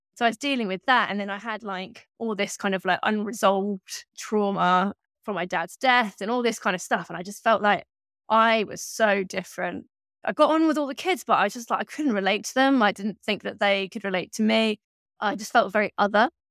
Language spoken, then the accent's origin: English; Berkshire, South East England, United Kingdom; I grew up in Berkshire in the southeast of England, and I grew up in, like, a sort of small town